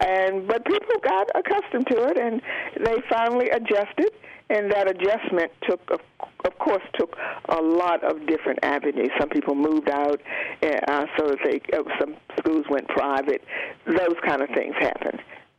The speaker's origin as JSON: {"language": "English", "town": "Roanoke", "region": "Virginia", "country": "United States", "tie": "born or raised there", "also_born_or_lived": "North Carolina", "moved": "yes", "said": "I was born in Roanoke, Virginia, yes."}